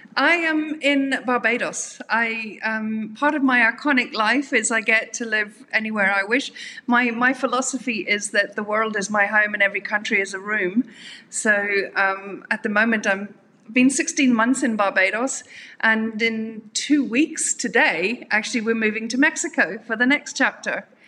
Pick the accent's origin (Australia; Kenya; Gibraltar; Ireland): Ireland; Dublin, Leinster; moved away as an adult; also born or lived in South Africa; I'm uh, from Ireland. Originally, I, I, spent most of my adult life in South Africa, but um, originally from Ireland.